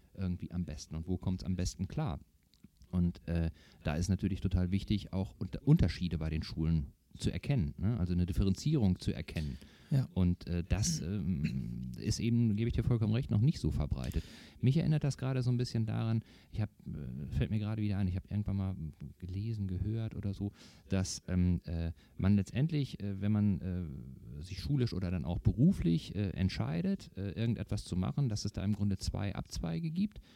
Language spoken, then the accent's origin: German; North Rhine-Westphalia, Germany; now in Eckernförde, Germany; Ursprünglich komme ich aus Nordrhein-Westfalen, bin dann aber ähm, Anfang der 90er Jahre von dort weg und hier in den Norden